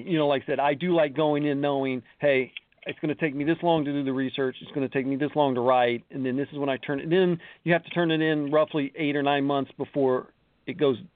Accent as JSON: {"language": "English", "town": "Columbus", "region": "Ohio", "country": "United States", "tie": "born or raised there", "said": "Columbus Panhandles is my hometown."}